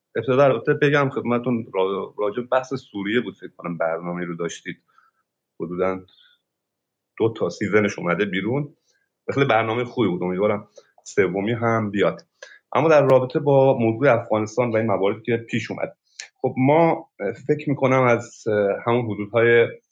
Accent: Sistan and Baluchestan, Iran; در مرز افغانستان به دنیا آمدم و منطقه سیستان

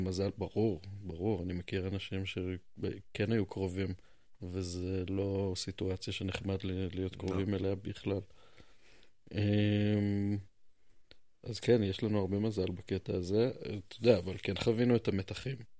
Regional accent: Jerusalem, Jerusalem District, Israel; אתה ואני נולדנו פה

